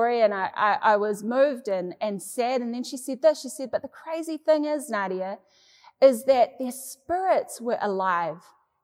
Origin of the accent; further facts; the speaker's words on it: New Zealand; Growing up in New Zealand